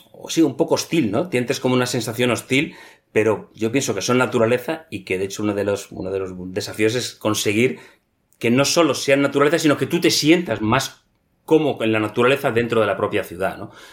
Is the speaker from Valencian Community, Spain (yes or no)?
no; Madrid, Community of Madrid, Spain; moved away as an adult; also born or lived in Greenland / Reykjavik; Yo nací en Madrid, en una familia totalmente urbana.